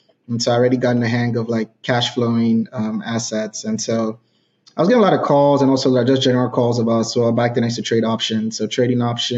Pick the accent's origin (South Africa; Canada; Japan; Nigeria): Nigeria; moved away as an adult; now in United States; I grew up in Nigeria.